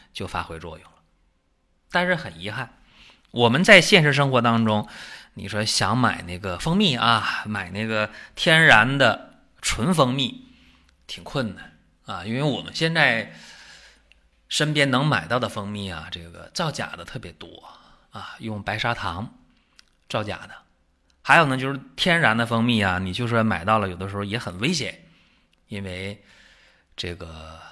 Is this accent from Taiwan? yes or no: no; China; 我们中国人